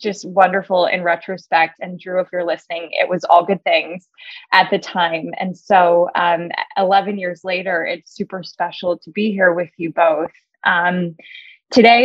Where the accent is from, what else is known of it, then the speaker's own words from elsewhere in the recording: California, United States; moved away as an adult; also born or lived in Chicago; I'm a Californian originally